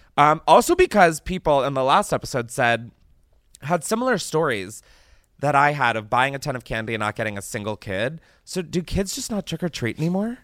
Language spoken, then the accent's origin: English; East Coast, United States; moved away; I grew up on the East Coast where apple picking was, like, something I did